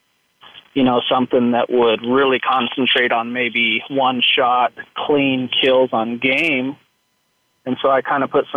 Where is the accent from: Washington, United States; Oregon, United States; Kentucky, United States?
Washington, United States; Eastern; I grew up in Eastern Washington